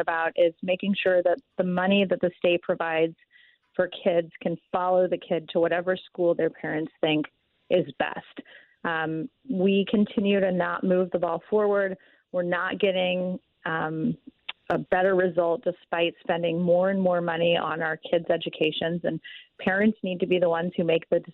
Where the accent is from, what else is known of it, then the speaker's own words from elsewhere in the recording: Texas, United States; moved away as an adult; now in Missouri, United States; I grew up in Texas